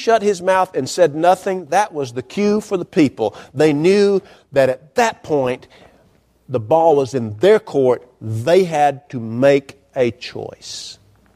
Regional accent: North Georgia, United States; I was growing up in North Georgia.

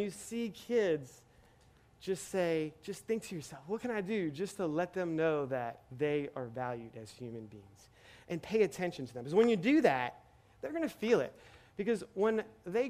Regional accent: Metairie, Louisiana, United States; moved away as an adult; also born or lived in Kenner / New Orleans / San Diego; I was born and raised here in Metairie

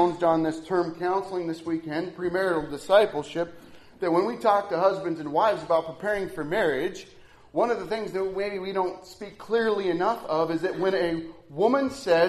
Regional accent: Nebraska, United States; I'm from Nebraska.

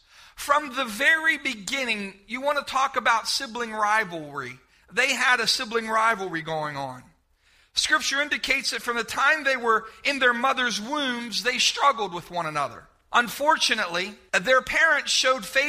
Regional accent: Bedford, United States; moved away; growing up in Bedford

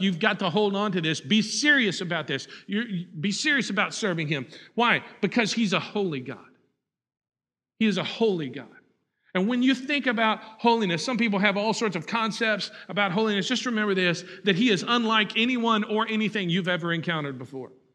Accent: Huntsville, Texas, United States; I grew up in Huntsville, and so Sam Houston is a big part

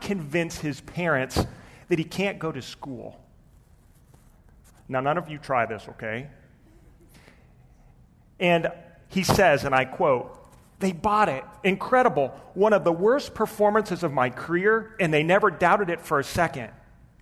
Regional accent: Pennsylvania, United States; I grew up in Pennsylvania in and amongst an Amish community.

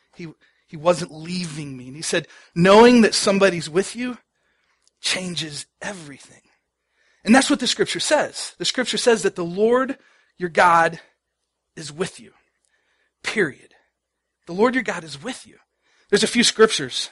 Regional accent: Dallas, Texas, United States; I grew up in Dallas

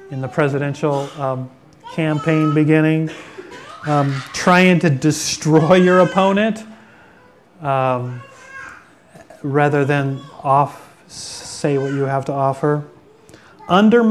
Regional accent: Manchester, Washington, United States; where I grew up in Manchester and where Namu, the killer whale, was in that little cove there

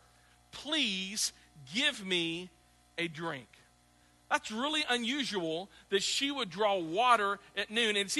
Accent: the South, United States; also born or lived in Midwest; now in Clarksville, United States; growing up in the South

